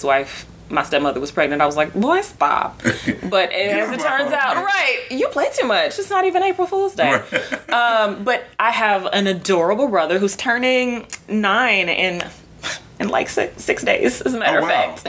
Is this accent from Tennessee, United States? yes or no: no; Port Arthur, Texas, United States; I am from. What's up? Port Arthur, Texas.